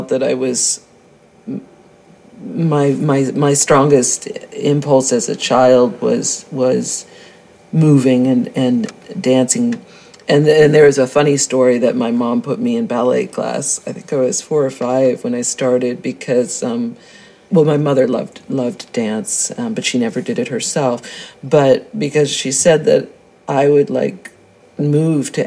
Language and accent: English; Greenwich, Connecticut, United States; I was born in Greenwich, Connecticut